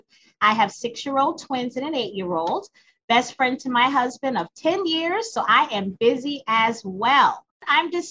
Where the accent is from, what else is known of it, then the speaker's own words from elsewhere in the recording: Springfield, Massachusetts, United States; moved away; Born and raised in Springfield, Massachusetts